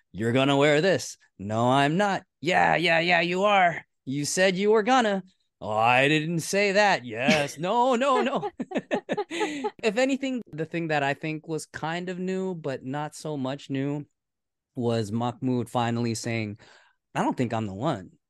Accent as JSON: {"language": "English", "country": "United States", "said": "we're American"}